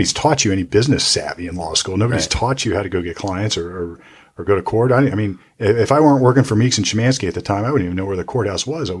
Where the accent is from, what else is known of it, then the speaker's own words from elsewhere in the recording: Youngstown, Ohio, United States; I'm from Youngstown and I know Tressel.